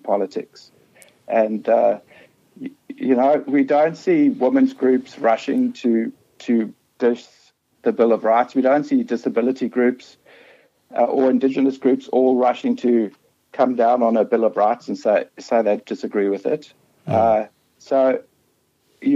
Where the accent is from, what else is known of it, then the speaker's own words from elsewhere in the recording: South Africa; accent: South African; moved away as an adult; now in Australia; I'm from South Africa. I grew up under apartheid